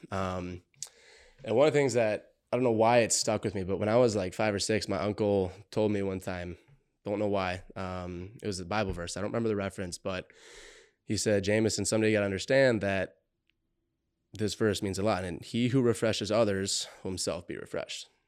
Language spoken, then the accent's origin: English; Montgomery, Minnesota, United States; I grew up in Montgomery, Minnesota.